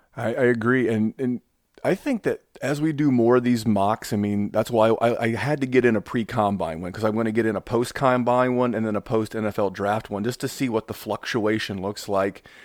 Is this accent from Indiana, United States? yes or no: yes; Indianapolis, Indiana, United States; Indy in, in just a couple of weeks here in, in my hometown